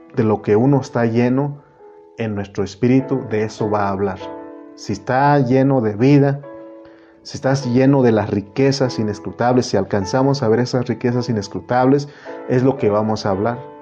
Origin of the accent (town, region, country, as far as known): Oaxaca, Mexico; moved away; also born or lived in United States